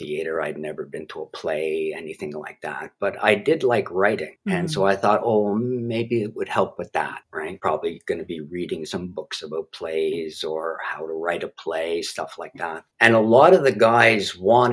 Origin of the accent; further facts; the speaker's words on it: Montreal, Quebec, Canada; also born or lived in Toronto; Grew up in Montreal